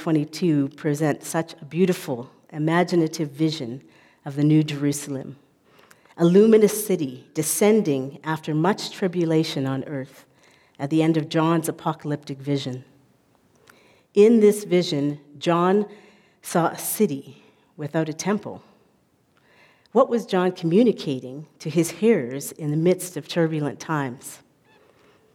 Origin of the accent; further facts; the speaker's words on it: Calgary, Alberta, Canada; moved away as an adult; now in Cape Town, South Africa; I am Canadian, and I was brought up primarily here in Calgary